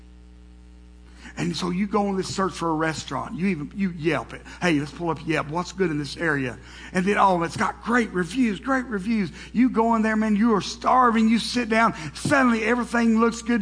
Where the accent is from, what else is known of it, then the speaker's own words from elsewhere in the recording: the South, United States; being from the South, growing up in the South, with brothers